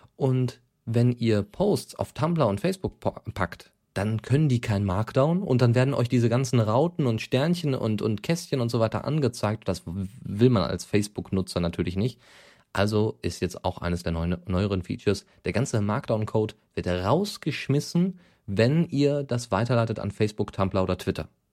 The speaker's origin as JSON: {"language": "German", "town": "Bochum", "region": "North Rhine-Westphalia", "country": "Germany", "tie": "born or raised there", "said": "Occupy Bochum, ja, also meine Heimatstadt"}